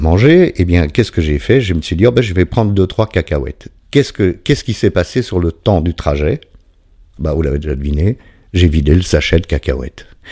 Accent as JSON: {"language": "French", "country": "Belgium", "said": "je suis belge"}